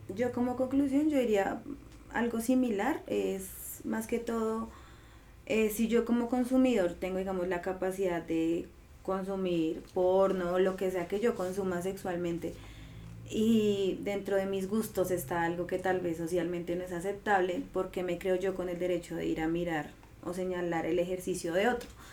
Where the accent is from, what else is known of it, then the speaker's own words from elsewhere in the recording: Colombia; como sociedad colombiana sí o sí tenemos